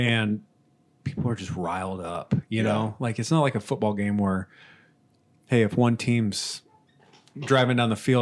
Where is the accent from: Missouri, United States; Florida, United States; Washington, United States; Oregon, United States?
Missouri, United States; now in Omaha, United States; my home state of Missouri